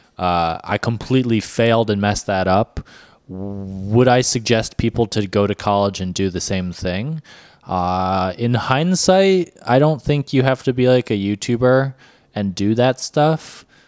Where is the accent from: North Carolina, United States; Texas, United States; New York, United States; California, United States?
New York, United States; moved away; I'm a New Yorker.